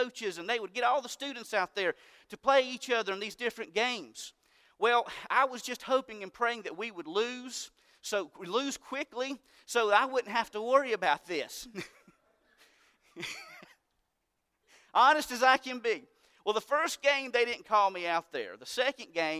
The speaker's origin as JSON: {"language": "English", "region": "North Carolina", "country": "United States", "tie": "born or raised there", "said": "I was born in North Carolina, and I love North Carolina"}